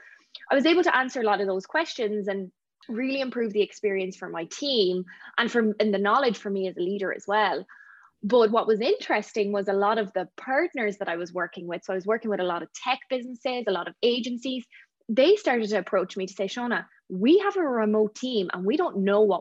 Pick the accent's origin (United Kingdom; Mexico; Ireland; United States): Ireland; moved away as an adult; now in Vancouver, Canada; I'm from Ireland